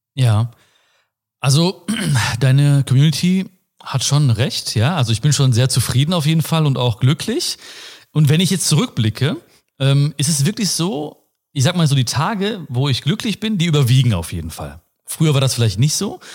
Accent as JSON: {"language": "German", "area": "Ruhr area", "region": "North Rhine-Westphalia", "country": "Germany", "tie": "born or raised there", "said": "Ich komme aus dem Ruhrpott, wie man sieht und hört wahrscheinlich auch."}